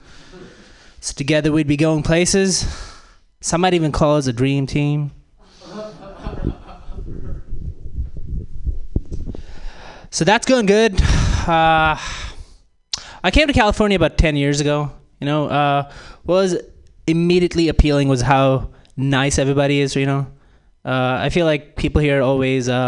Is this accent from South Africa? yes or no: no; India; moved away; Growing up in India, that's not what you